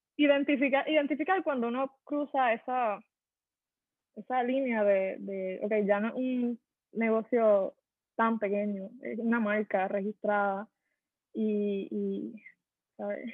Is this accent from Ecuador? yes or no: no; Puerto Rico; somos empresarios boricua